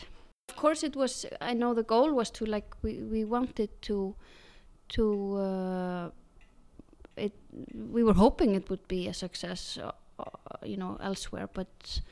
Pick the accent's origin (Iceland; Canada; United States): Iceland; English is a second language